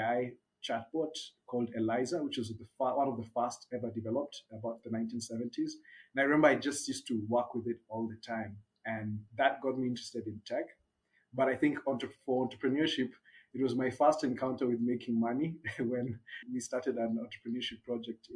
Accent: Nairobi, Kenya; also born or lived in Japan; I'm Kenyan born and bred, grew up in a small peri-urban area just outside of Nairobi called Gashie

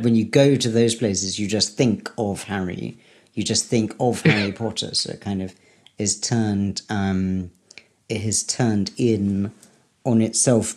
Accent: United Kingdom; moved away; I'm the British

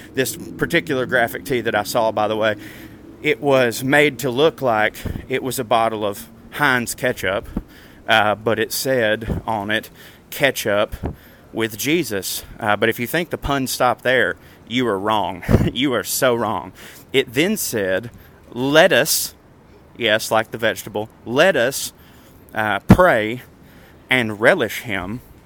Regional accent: Chattanooga, Tennessee, United States; my hometown

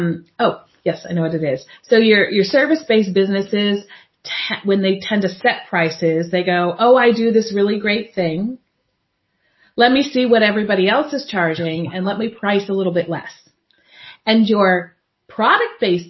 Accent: United States; now in Europe; Being an American living in Europe

